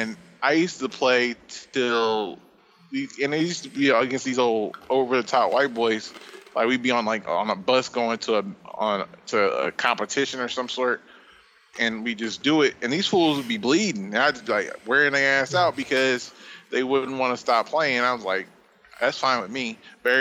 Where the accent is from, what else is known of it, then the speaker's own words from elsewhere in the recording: Midwest, United States; moved away; also born or lived in Atlanta; I'm from the Midwest